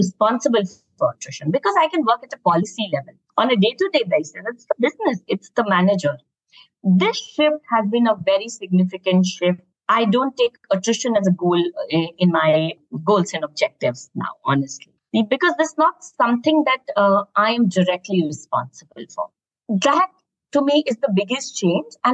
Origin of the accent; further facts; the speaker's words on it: Lucknow, Uttar Pradesh, India; moved away; also born or lived in Bangalore / Mumbai / Goa; I come from Lucknow. I've worked in Bangalore and Bombay. I studied in Goa.